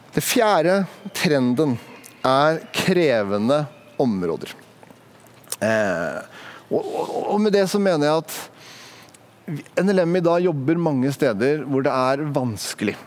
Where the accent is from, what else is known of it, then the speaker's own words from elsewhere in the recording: Sandefjord, Vestfold, Norway; Jeg kommer fra Sandefjord, det er en ganske liten by.